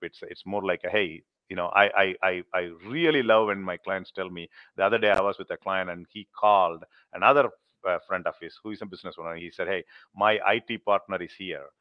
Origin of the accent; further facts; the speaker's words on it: India; now in Middle Tennessee, United States; I'm, I'm, I'm from India